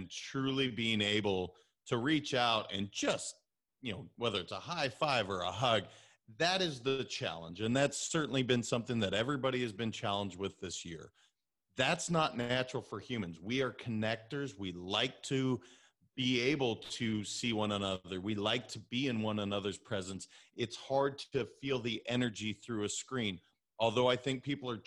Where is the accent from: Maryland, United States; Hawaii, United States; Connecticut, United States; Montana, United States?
Montana, United States; also born or lived in California; now in Florida, United States; I'm originally from Montana